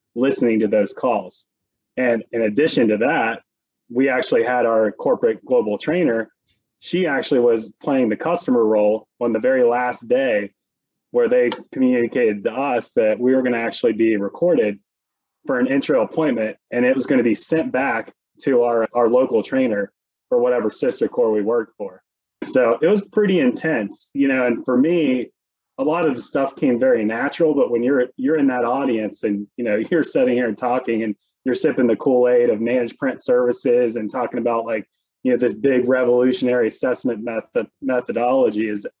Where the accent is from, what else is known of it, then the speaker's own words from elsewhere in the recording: West Virginia, United States; moved away as an adult; now in Pittsburgh, United States; I'm from West Virginia, born and raised